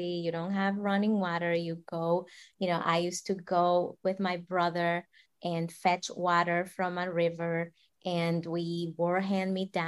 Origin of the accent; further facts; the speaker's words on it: Dominican Republic; moved away; I'm from the Dominican Republic, and I grew up in a slum